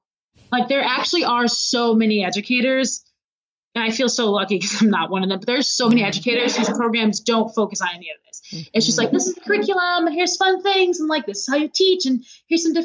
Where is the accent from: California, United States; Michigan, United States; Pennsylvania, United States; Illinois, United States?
Michigan, United States; Macomb; now in Chicago, United States; my hometown, Macomb, Michigan